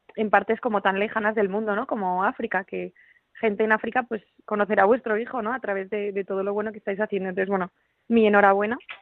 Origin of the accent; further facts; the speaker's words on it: Madrid, Community of Madrid, Spain; now in Pamplona, Spain; yo soy de Madrid, aunque vivo en Pamplona